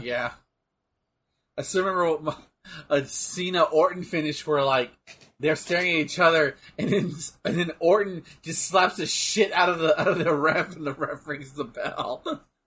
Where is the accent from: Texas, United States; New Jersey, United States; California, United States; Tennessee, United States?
Texas, United States; I'm from Texas